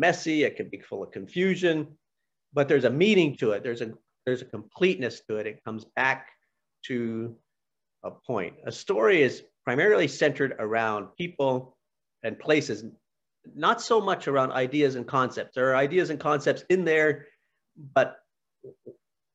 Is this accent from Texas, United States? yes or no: no; Pennsylvania, United States; moved away; When I was a little boy, I was born in Pennsylvania, and we lived on a small farm